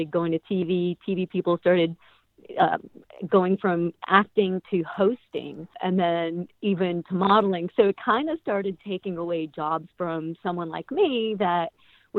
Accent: Chicago, Illinois, United States; moved away; I grew up in Chicago. When I was back in Chicago at like 15, 16 years old

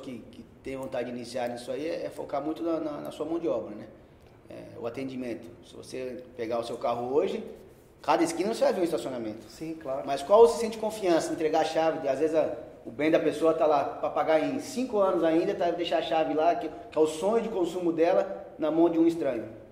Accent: São Paulo, Brazil; Nasci em São Paulo, é, filho de comerciante, meu pai sempre teve padaria. Tá. Então, cresci vendo meu pai de segunda a segunda

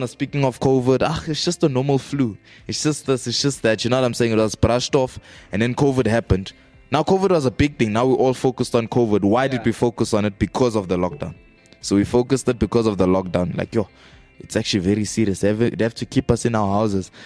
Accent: South Africa; I'm South African.

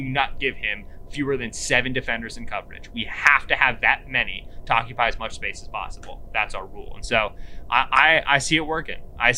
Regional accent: Stroudsburg, Pennsylvania, United States; I'm from Stroudsburg, Pennsylvania, Northeast PA, Poconos. I'm 45 minutes outside of Scranton.

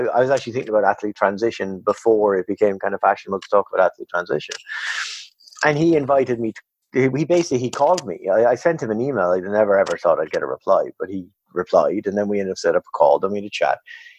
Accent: Ireland; moved away as an adult; also born or lived in Canada; I'm Irish

